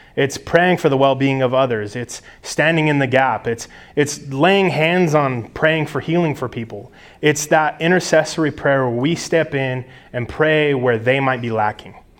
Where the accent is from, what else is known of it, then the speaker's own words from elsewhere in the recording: United States; as American Christians